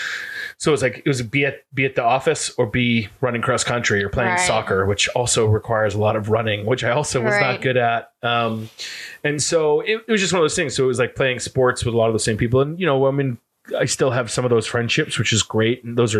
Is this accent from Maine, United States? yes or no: yes; Fairfield, Maine, United States; But yeah, so I grew up in Central Maine.